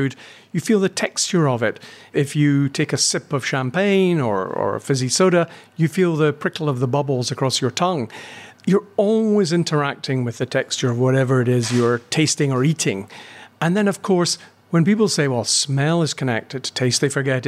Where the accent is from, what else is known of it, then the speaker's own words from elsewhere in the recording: Glasgow, Scotland, United Kingdom; I grew up in Glasgow